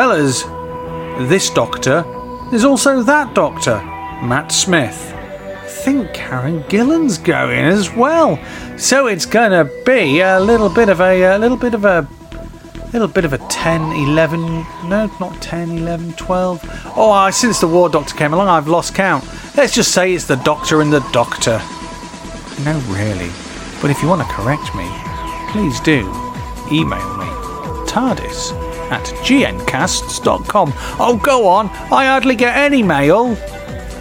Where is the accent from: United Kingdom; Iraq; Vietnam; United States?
United Kingdom; I'm British.